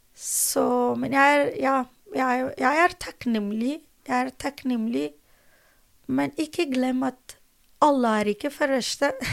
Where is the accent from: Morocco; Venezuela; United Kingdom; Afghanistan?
Afghanistan; Norwegian is a second language; moved away as an adult; also born or lived in Drammen, Norway; now in Norway; Jeg mistet mitt hjemland